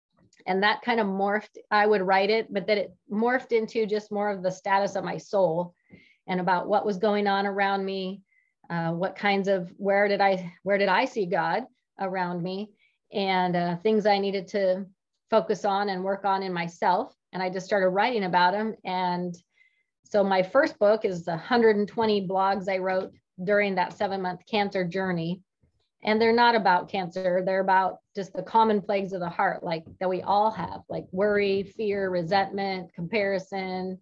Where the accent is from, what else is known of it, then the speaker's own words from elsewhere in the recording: West Coast, United States; moved away as an adult; also born or lived in California / Joplin, Missouri; now in Springfield, United States; I currently live in Springfield, Illinois, but I'm originally from the West Coast